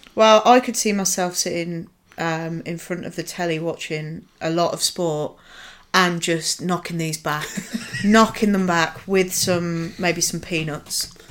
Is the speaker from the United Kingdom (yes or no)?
yes; Nuneaton, West Midlands, United Kingdom; moved away; I come from a beautiful sullen town called Nuneaton